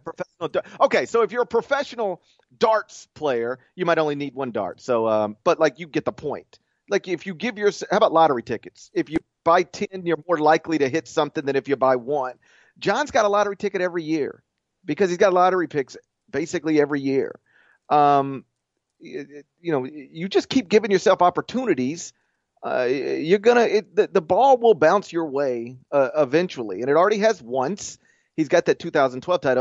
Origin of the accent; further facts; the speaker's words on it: Memphis, Tennessee, United States; my hometown